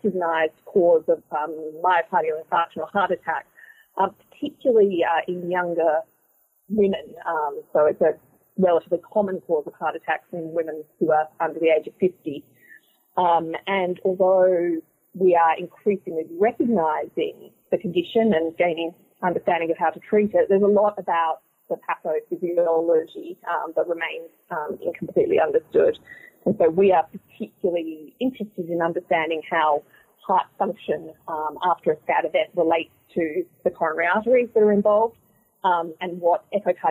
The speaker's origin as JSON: {"language": "English", "country": "Australia", "moved": "as an adult", "lives_now": "Boston, United States", "said": "I'm originally from Australia. I'm an Australian-trained cardiologist"}